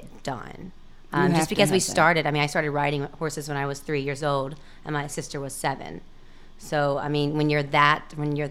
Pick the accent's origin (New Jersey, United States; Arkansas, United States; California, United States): Arkansas, United States; Pine Bluff; now in Little Rock, United States; we're from Pine Bluff